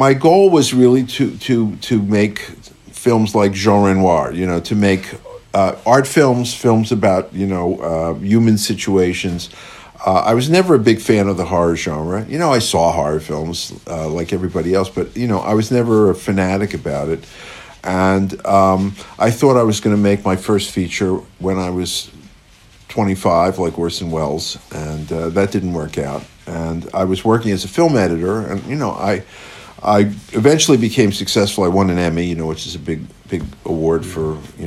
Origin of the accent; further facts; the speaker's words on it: Philadelphia, Pennsylvania, United States; I grew up in Philadelphia